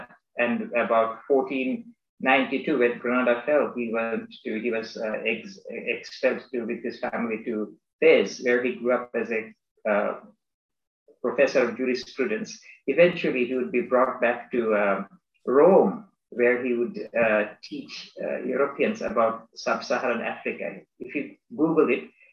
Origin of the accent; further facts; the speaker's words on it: Bangladesh; moved away as an adult; also born or lived in United States; I am from Bangladesh. I am a Bangladeshi citizen. Although I grew up there until I was 18